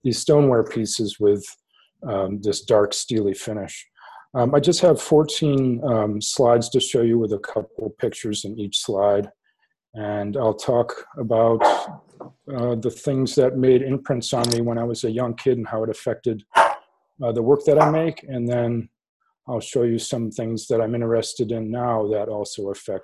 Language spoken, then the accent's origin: English; South Central Massachusetts, United States; I grew up in South Central Massachusetts in tobacco country